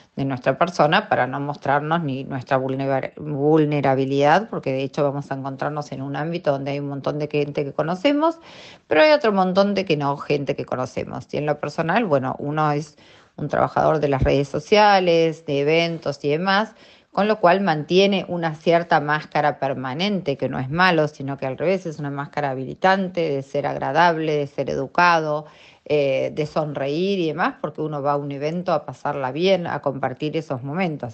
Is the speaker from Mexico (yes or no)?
no; Argentina